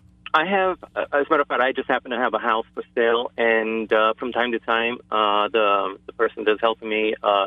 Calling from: East Lyme, Connecticut, United States; I'm calling from East Lyme.

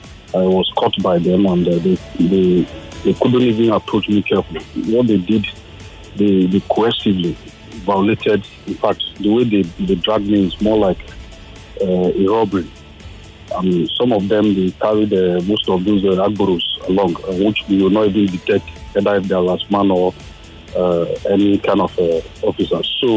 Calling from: Nigeria; I'm calling from Nigeria.

